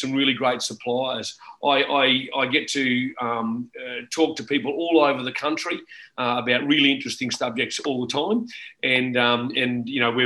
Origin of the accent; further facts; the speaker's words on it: Brisbane, Queensland, Australia; born and bred in Brisbane, still in Brisbane